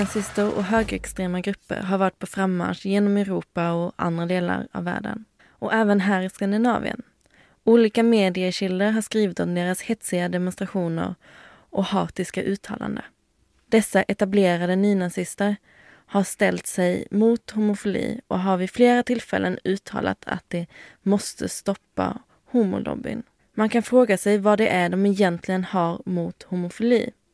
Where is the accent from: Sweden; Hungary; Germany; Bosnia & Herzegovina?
Sweden; moved away; jeg er fra Sverige